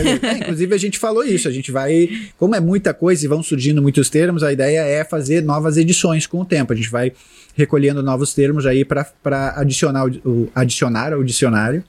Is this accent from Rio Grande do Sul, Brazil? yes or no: yes; Porto Alegre, Rio Grande do Sul, Brazil; eu sou de Porto Alegre